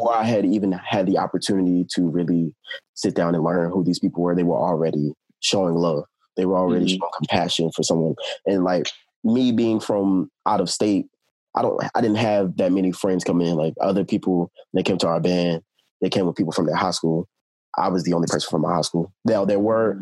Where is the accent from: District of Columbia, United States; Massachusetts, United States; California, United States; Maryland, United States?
Maryland, United States; Baltimore; originally I'm from Baltimore, Maryland